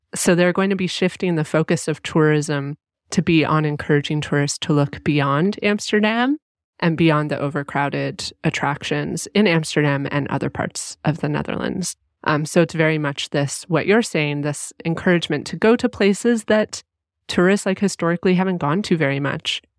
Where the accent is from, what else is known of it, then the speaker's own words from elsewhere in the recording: Canada; I was raised here and I'm Canadian